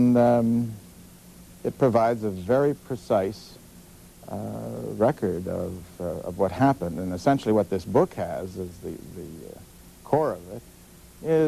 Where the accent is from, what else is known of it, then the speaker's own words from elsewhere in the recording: Chicago, Illinois, United States; I was born in Chicago and grew up there